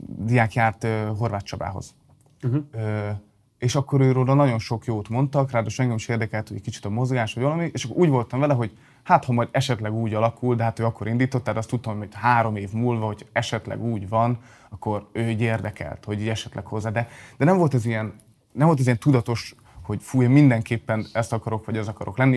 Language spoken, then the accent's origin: Hungarian; Balmazújváros, Hajdú-Bihar, Hungary; also born or lived in Debrecen; Balmazújvárosban, ugye Balmazújvárosban születtem, vagy laktam